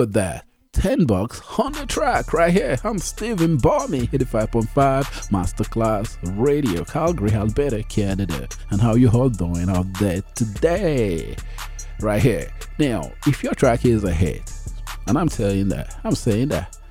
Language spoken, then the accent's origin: English; Port Harcourt, Rivers State, Nigeria; moved away as an adult; I'm from Nigeria as well. I was raised in Port Harcourt.